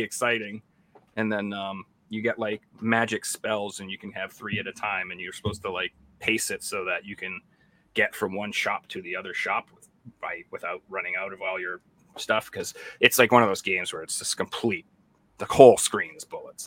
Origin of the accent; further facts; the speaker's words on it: United States; I'm from America